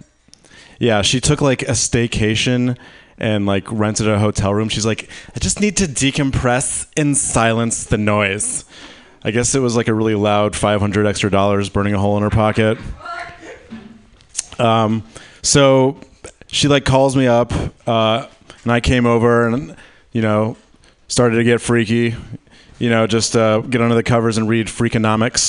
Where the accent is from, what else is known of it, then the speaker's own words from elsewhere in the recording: Michigan, United States; I'm from Michigan.